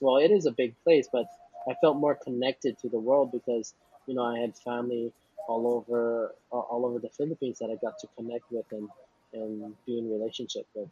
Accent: Hawaii, United States; I was born and raised here in Hawaii

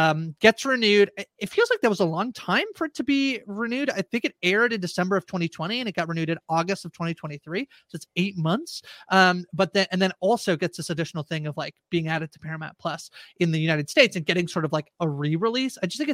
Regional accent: Australia; accent: Australian; I get told a lot that my Australian accent is actually a New Zealand accent.

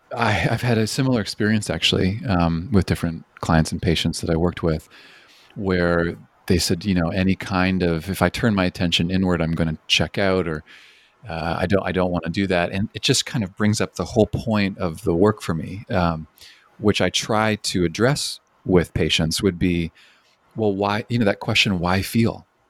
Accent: Canada; moved away; also born or lived in British Columbia; I'm originally from Canada

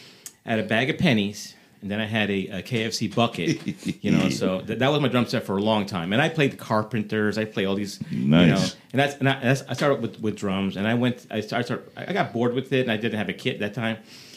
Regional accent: New Jersey, United States; moved away; whenever I say I'm from Jersey

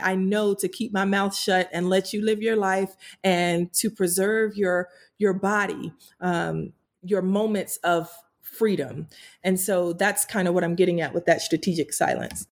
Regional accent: Greensboro, North Carolina, United States; my hometown in Greensboro

